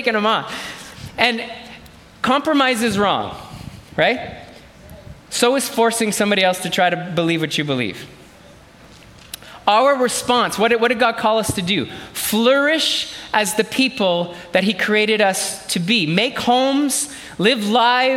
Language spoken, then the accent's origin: English; Canada; I was born in this country, so I'm truly Canadian through and through.